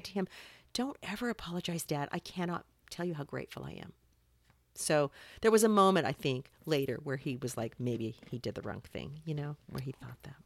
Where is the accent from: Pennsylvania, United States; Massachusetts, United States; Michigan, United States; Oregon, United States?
Oregon, United States; Salem; moved away as an adult; also born or lived in Los Angeles; I grew up in Salem